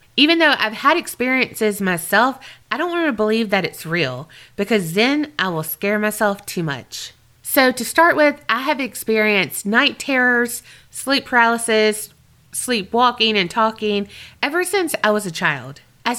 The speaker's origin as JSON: {"language": "English", "country": "Australia", "said": "I'm from Australia, and I've never heard an accent like yours"}